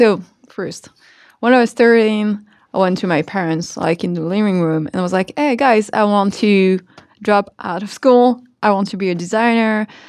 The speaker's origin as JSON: {"language": "English", "town": "Tremblay-en-France", "region": "Île-de-France", "country": "France", "said": "I am truly from a city called Tremblay, which is 45 minutes train ride from Paris."}